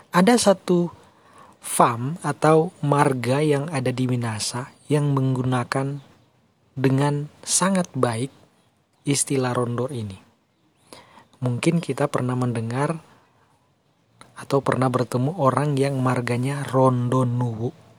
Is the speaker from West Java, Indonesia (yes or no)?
no; Tondei, North Sulawesi, Indonesia; desa kita yaitu desa Tondei